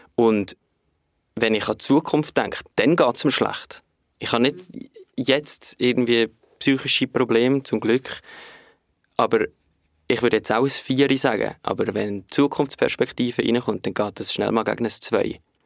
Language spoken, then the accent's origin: German; Switzerland; wir in der Schweiz